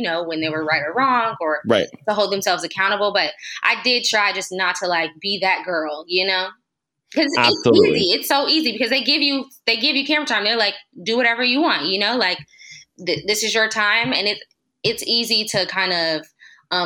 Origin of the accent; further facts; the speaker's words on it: Los Angeles area, California, United States; also born or lived in Oakland; I moved from Oakland back home to move in with my parents to save.